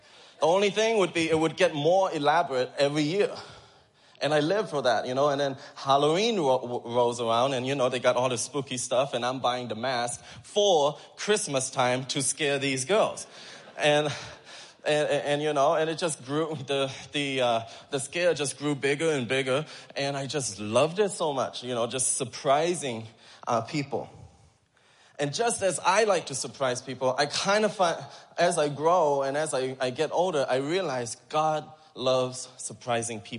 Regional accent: Thailand; moved away; I grew up in Thailand in the children's home

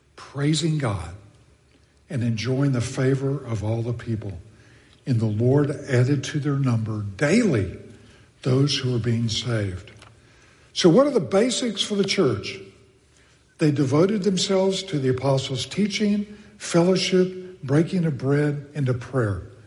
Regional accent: Texas, United States; moved away; I grew up in Texas

